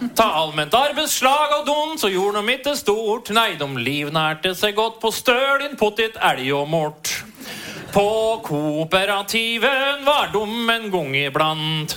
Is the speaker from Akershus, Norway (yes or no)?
yes; Eidsvoll, Akershus, Norway; jeg vokste opp på Eidsvoll